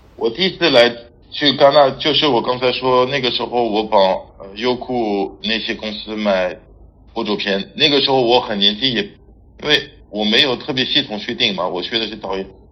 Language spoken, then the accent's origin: Chinese; France; Chinese is a second language; moved away as an adult; also born or lived in Paris, France / Barcelona, Spain; now in Beijing, China; 我是法国人。 在北京十二年，我现在在一家电影海外发行公司叫Fortissimo Film